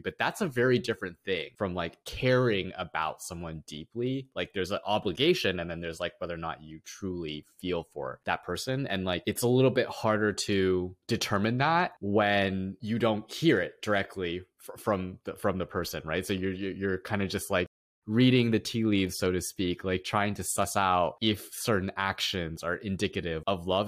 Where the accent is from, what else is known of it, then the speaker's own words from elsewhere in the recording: United States; growing up as a first generation Asian American